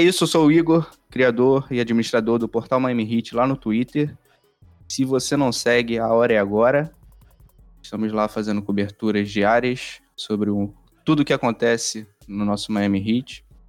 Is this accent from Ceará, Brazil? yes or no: no; Rio de Janeiro, Brazil; accent: carioca; tanto eu quanto o Lucas, nós somos cariocas